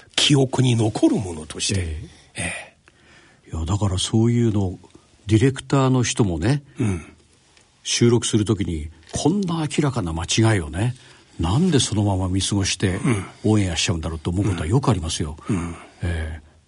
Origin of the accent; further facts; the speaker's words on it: Yokosuka, Kanagawa, Japan; 小中高ずっと横須賀です